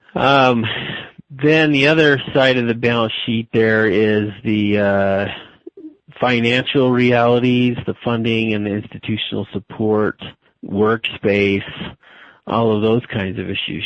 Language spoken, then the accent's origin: English; Albuquerque, New Mexico, United States; moved away as an adult; also born or lived in Utah / Arizona; I was born and raised in Albuquerque, New Mexico